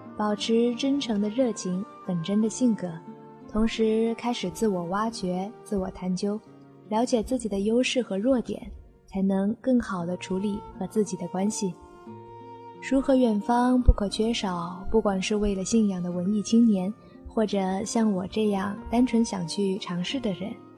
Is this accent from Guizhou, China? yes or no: no; Guilin, Guangxi, China; 我在我的家乡广西桂林向你问好